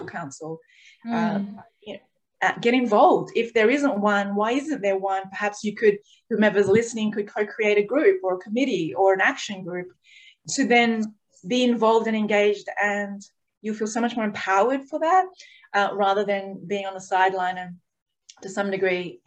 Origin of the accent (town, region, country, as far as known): Australia